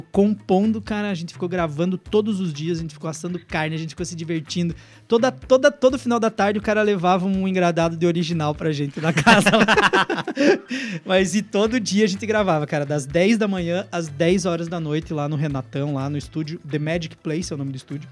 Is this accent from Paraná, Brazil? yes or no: yes; Francisco Beltrão, Paraná, Brazil; accent: paranaense; moved away; also born or lived in Pato Branco / Brasília / Curitiba; eu nasci em Francisco Beltrão, eu sou beltronense